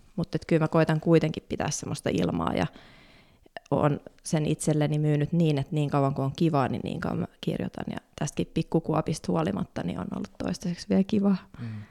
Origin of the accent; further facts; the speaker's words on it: Helsinki, Uusimaa, Finland; mä oon kasvanut Pohjois-Haakassa